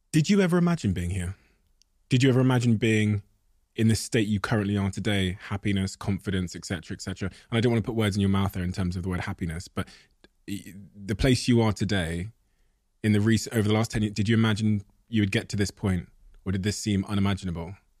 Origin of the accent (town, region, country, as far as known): Plymouth, South West England, United Kingdom; born or raised there; also born or lived in Botswana